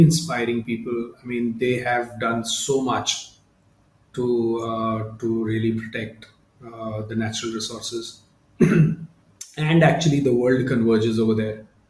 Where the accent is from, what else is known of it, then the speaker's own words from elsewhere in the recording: Mumbai, Maharashtra, India; I come from Mumbai, India